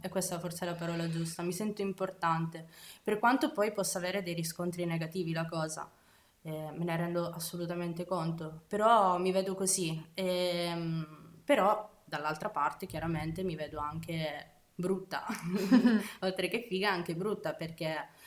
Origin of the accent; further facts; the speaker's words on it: Abruzzo, Italy; moved away as an adult; Io vivo qui eh, in realtà da un annetto, sono abruzzese, mi sono trasferita con il mio ragazzo